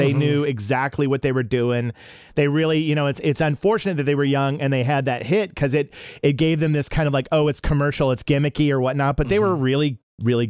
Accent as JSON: {"language": "English", "town": "Tulsa", "region": "Oklahoma", "country": "United States", "also_born_or_lived": "Chicagoland area, Illinois", "moved": "as an adult", "lives_now": "Los Angeles, United States", "said": "I'm originally from Tulsa, Oklahoma."}